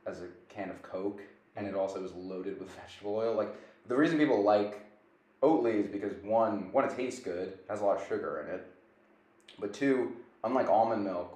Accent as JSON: {"language": "English", "area": "Long Island", "region": "New York", "country": "United States", "moved": "yes", "said": "when I'm home, I'm from Long Island"}